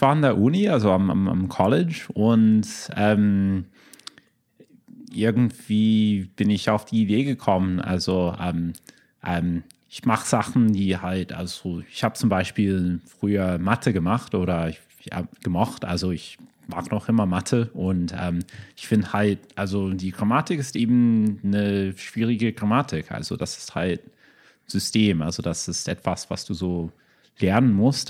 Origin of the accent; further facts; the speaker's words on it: United States; German is a second language; also born or lived in Berlin / Boston; now in Chicago, United States; als Amerikaner